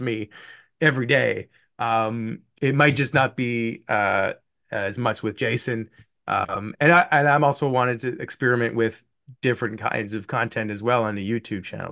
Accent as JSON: {"language": "English", "country": "Canada", "also_born_or_lived": "Buffalo, United States", "moved": "as an adult", "said": "I, being Canadian"}